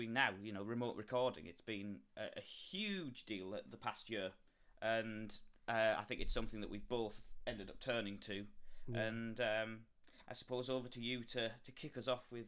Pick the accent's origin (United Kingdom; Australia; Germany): United Kingdom; the north of England